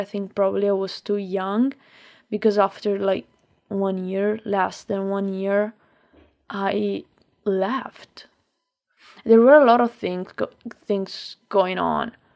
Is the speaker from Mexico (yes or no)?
no; Lombardy, Italy; English is a second language; moved away as an adult; also born or lived in Milan; I have a lot of friends also in my, in my hometown